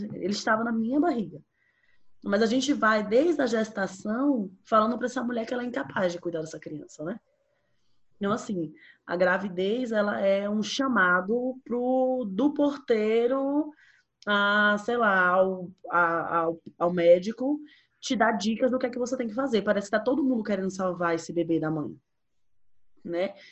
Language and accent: Portuguese; Bahia, Brazil; eu sou baiana